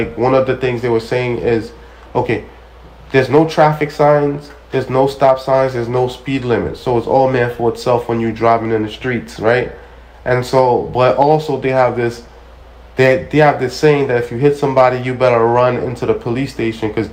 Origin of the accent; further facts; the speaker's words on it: New York City, New York, United States; I'm from Brooklyn